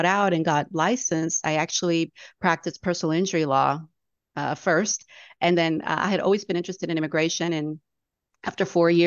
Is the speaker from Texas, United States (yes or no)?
yes; San Antonio, Texas, United States; I grew up here in San Antonio